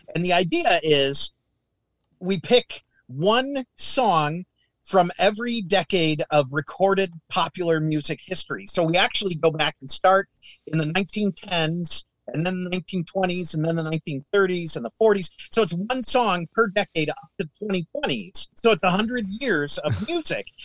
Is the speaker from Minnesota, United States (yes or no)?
yes; Minnesota, United States; growing up in Minnesota